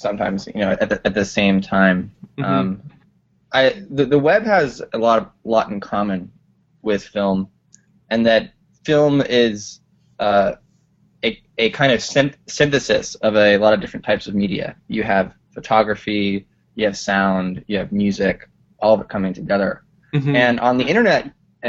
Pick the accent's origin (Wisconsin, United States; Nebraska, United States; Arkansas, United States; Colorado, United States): Colorado, United States; now in Brooklyn, United States; I'm originally from Colorado. I live in Brooklyn.